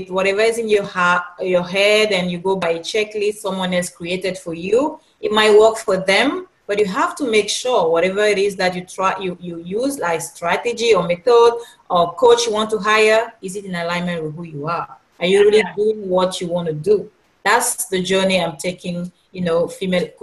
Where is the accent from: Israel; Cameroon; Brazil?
Cameroon; now in Los Angeles, United States; I'm originally from Cameroon